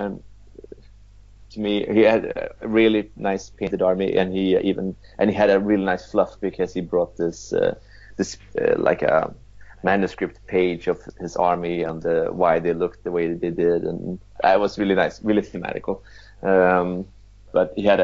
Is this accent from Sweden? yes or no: yes; Sweden; I'm from Sweden.